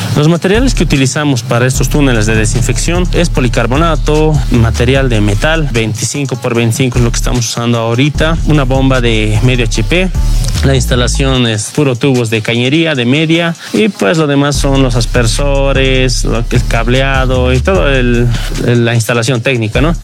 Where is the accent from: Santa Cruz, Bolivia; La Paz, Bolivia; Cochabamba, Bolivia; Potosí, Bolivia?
La Paz, Bolivia; El Alto; mi población, a mi pueblo alteño, a mi gente paseña, a los chucutas y a toda mi población de Bolivia